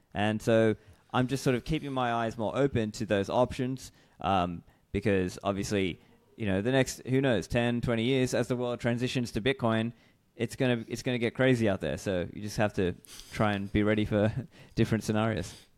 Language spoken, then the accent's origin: English; Australia; moved away as an adult